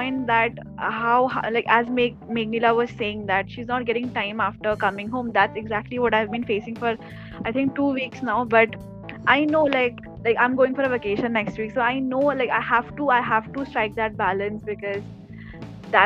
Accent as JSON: {"language": "English", "town": "Kolkata", "region": "West Bengal", "country": "India", "said": "I'm from Kolkata"}